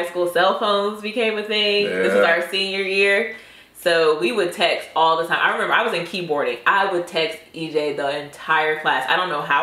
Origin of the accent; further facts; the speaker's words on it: New Bern, North Carolina, United States; we have generations of our family that have lived here in New Bern, North Carolina. We were both born there.